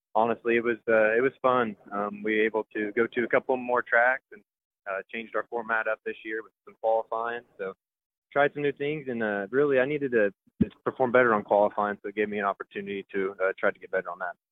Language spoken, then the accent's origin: English; Creek County, Oklahoma, United States; in my hometown